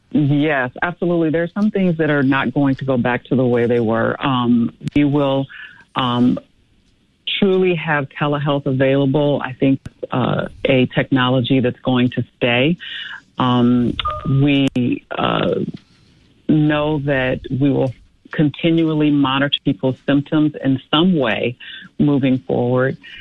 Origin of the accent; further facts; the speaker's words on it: Chicago, Illinois, United States; I grew up in Chicago and have lived in the south suburbs my uh, entire uh, married life